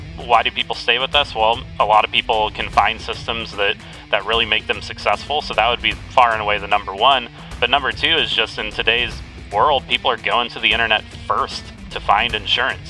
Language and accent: English; Dallas, Texas, United States; also born or lived in Pacific Northwest; now in Seattle, United States; I grew up in the Dallas area